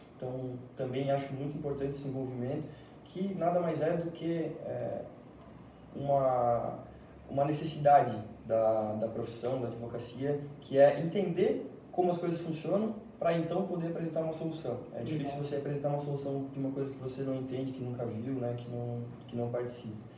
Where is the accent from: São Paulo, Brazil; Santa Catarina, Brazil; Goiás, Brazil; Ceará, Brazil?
Santa Catarina, Brazil; Jaraguá do Sul; sou natural de Araguá, nascido e criado aqui